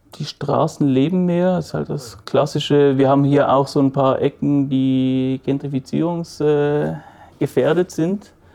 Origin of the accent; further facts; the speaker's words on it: Basel, Basel-Stadt, Switzerland; wir sind hier im Haus, in dem ich aufgewachsen bin